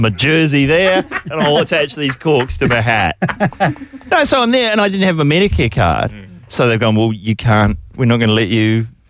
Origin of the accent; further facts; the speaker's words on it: New Zealand; now in Australia; I'm a New Zealander, but I'm resident in Australia. Yeah, have been for over half my life.